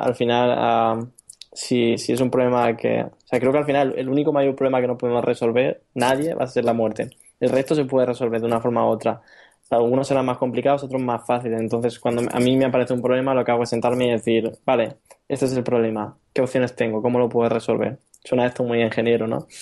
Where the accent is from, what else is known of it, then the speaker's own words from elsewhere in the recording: Region of Murcia, Spain; accent: Murcian; moved away as an adult; also born or lived in Valencia / Barcelona; now in Berlin, Germany; yo, para quien no lo haya notado en mi acento, soy murciano